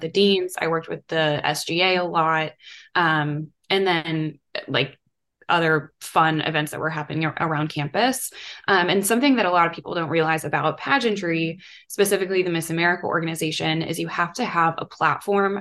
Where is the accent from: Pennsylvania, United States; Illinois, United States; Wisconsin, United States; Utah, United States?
Wisconsin, United States; Mequon; moved away as an adult; also born or lived in Georgia; I grew up outside of Milwaukee in a town called Mequon, and I was born and raised, like literally lived in the same house my whole life